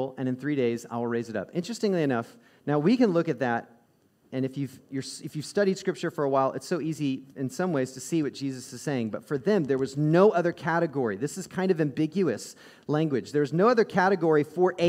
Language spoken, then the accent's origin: English; Midwest, United States; also born or lived in the South; I grew up in the South and in the Midwest